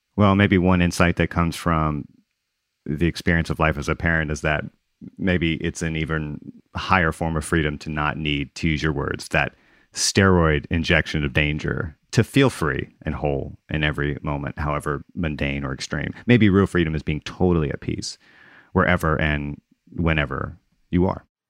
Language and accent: English; Gulf Coast, United States; also born or lived in Mississippi / Louisiana; I grew up on the Gulf Coast in Mississippi and Louisiana, and I was here when Katrina struck